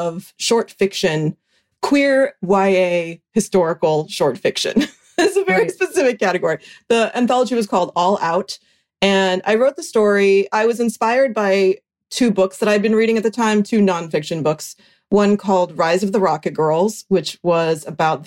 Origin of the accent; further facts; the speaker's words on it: right outside of Boulder, Colorado, United States; moved away; also born or lived in San Francisco; I grew up in Colorado